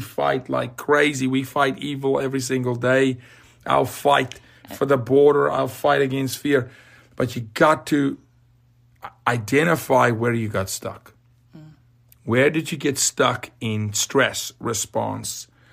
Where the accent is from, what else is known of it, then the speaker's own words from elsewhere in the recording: South Africa; now in United States; I'm from Africa